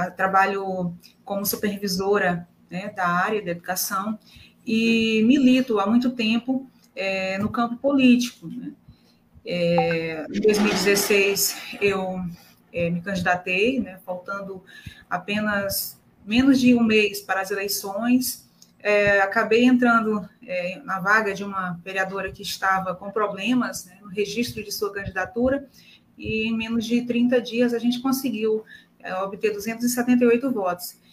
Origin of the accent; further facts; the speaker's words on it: Pedreiras, Maranhão, Brazil; representando o povo da minha terra